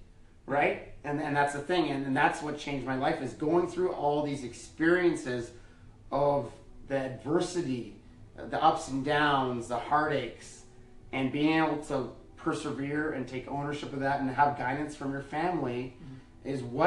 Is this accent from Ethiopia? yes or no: no; Western Canada, Canada; I was coming from Western Canada yeah. to the East Coast of the U.S., right?